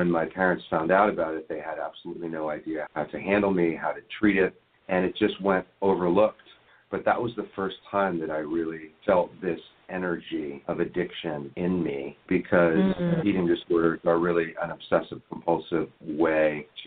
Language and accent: English; Washington, District of Columbia, United States; moved away; also born or lived in Venice Beach, California; I grew up in Washington, D.C., in Georgetown, and I was given all of the advantages